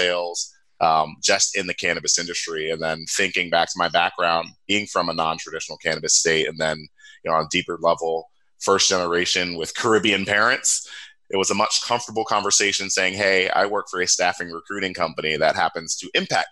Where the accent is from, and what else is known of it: Cincinnati, Ohio, United States; born or raised there; also born or lived in upstate New York